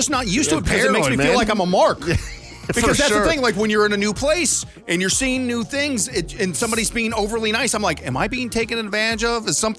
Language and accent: English; St. Louis, Missouri, United States; I grew up in St. Louis and there was, you know, distinctive parts of St. Louis, some very nice and some not so nice. And I lived in the not so nice area.